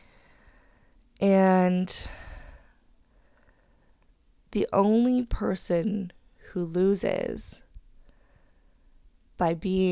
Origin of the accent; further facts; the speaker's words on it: Hamilton, Ontario, Canada; moved away as an adult; now in Vancouver, Canada; I'm originally from Hamilton